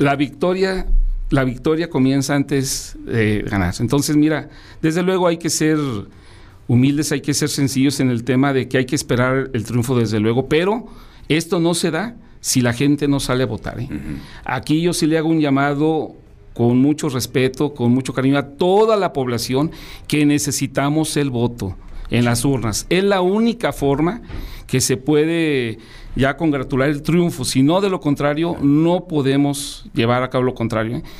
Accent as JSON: {"language": "Spanish", "town": "León", "region": "Guanajuato", "country": "Mexico", "said": "aquí a nuestra ciudad, a nuestro estado"}